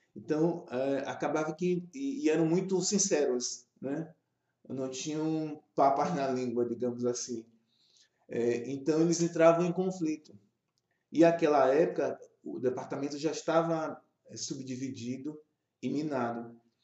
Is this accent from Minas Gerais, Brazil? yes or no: no; Bahia, Brazil; also born or lived in Rio de Janeiro / Brasília / Campinas; eu sou baiano